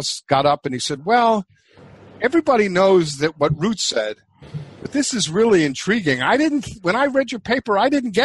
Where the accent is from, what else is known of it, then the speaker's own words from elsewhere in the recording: New York City, New York, United States; moved away; also born or lived in New Hampshire; I grew up in New York City